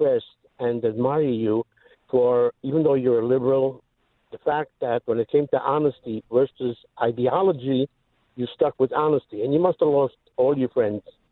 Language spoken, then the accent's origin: English; New York City, New York, United States; now in Queens, United States; I come from Brooklyn